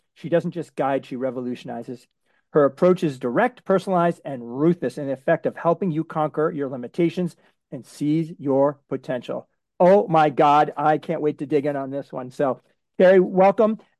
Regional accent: Framingham, Massachusetts, United States; I grew up in Framingham, Massachusetts.

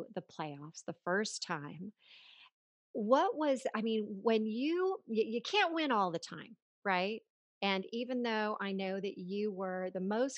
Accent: Los Angeles, California, United States; I grew up in Los Angeles

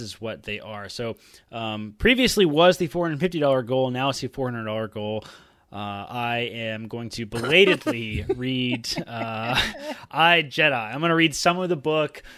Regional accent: Georgia, United States; accent: country; I can turn my country accent on. I am from Georgia, after all.

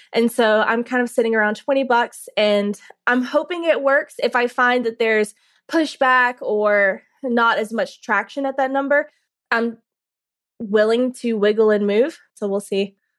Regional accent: Carrollton, Georgia, United States; I'm from Carrollton, Georgia. I grew up in Carrollton, forty miles west of Atlanta

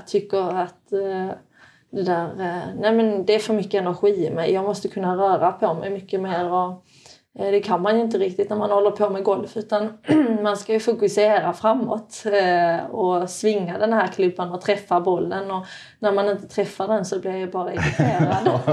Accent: Sweden; moved away; also born or lived in Norway; känd i Sverige som en tjej som kommer från Norge men jag är ju egentligen svensk

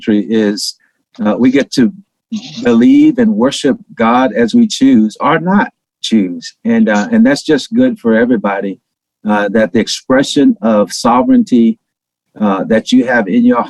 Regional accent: Shreveport, Louisiana, United States; moved away; also born or lived in Atlanta; when I was a little bitty boy growing up in Shreveport, Louisiana

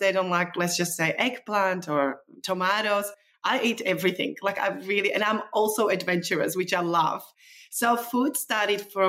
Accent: Slovakia; now in Australia; The way that I grew up in Eastern Europe, Czechoslovakia, former Czechoslovakia.

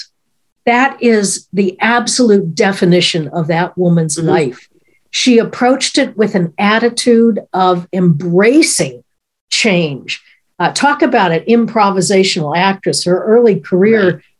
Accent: Chicago, Illinois, United States; I even ended up in my hometown studying at the Second City.

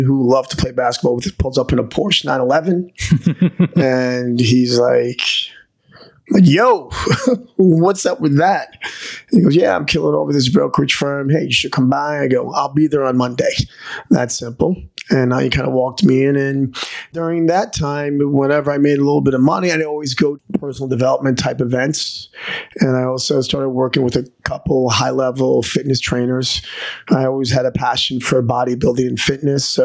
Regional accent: New York City, New York, United States; I'm originally from New York City

